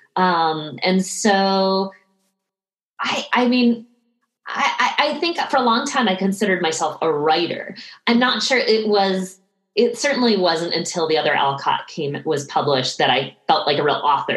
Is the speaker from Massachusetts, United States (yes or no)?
yes; right outside of Boston, Massachusetts, United States; I grew up right outside of Boston